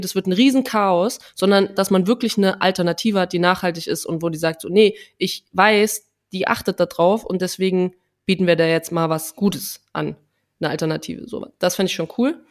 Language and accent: German; Trier, Rhineland-Palatinate, Germany; Bei uns im, in Trier sagt man Fastnacht